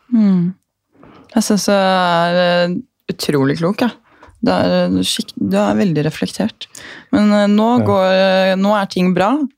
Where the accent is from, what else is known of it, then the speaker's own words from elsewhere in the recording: Gol, Buskerud, Norway; moved away; Jeg er jo fra Gol med 4000 innbyggere